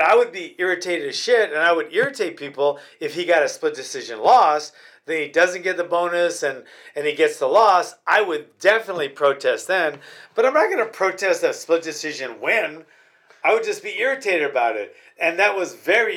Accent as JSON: {"language": "English", "region": "Hawaii", "country": "United States", "said": "I'm from Hawaii"}